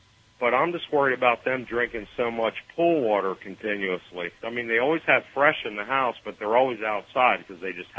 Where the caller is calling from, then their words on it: Stuart, Florida, United States; I'm in Florida.